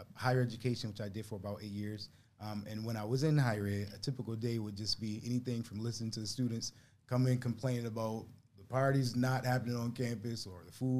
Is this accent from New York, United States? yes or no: yes; Buffalo, New York, United States; growing up in Buffalo, born and bred here